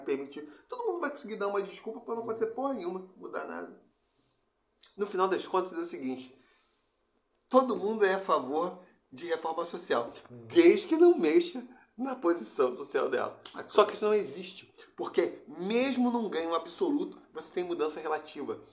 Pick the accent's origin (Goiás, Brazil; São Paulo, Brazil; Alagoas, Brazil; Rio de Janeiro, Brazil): Rio de Janeiro, Brazil; Campo Grande; quando eu saí de Campo Grande fui estudar no Cefet